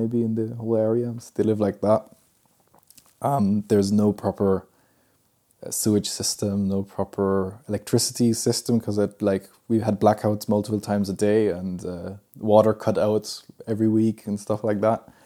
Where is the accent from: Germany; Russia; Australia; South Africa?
Germany; They were studying in, in my hometown, and uh, that's where I was born.